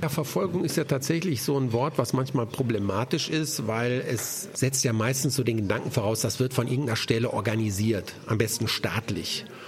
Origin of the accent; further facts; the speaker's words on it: Germany; unser Land